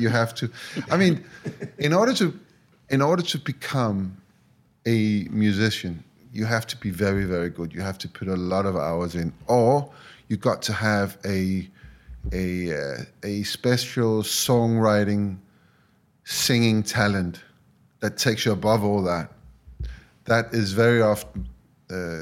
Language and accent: English; Denmark; where I grew up. So I am from Denmark